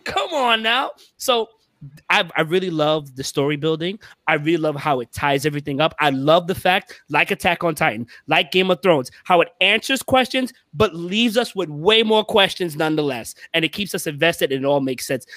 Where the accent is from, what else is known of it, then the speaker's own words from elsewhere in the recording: New York City, New York, United States; I'm from Brooklyn